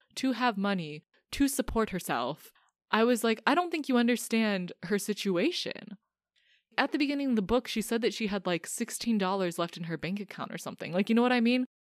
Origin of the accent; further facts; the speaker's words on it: United States; as an American